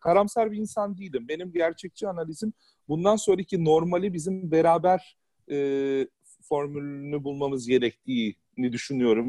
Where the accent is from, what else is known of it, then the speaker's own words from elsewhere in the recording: Istanbul, Turkey; now in Hamburg, Germany; ben İstanbul'da büyüdüm.